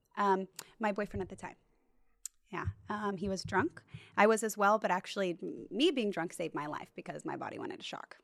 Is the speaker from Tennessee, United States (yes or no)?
no; Bishop, California, United States; now in Orange County, United States; I'm not from Orange County. I'm from Bishop, California